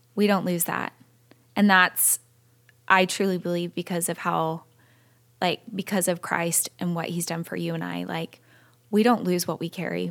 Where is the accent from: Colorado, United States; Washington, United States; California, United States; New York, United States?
California, United States; I was born and raised in California